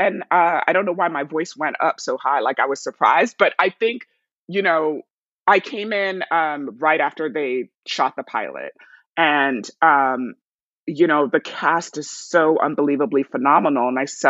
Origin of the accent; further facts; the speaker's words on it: Nigeria; also born or lived in New York / Cote d'Ivoire / England; I was born in New York, but I was raised in Nigeria, Cote d'Ivoire, England, and then came back to the States for college.